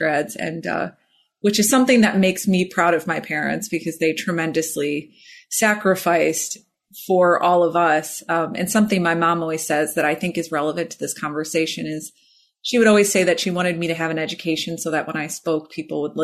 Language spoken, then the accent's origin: English; Illinois, United States; also born or lived in Chicago; I grew up in Illinois